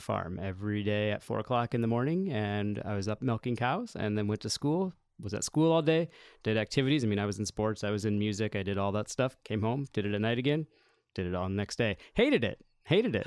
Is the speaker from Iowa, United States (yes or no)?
yes; Solon, Iowa, United States; born or raised there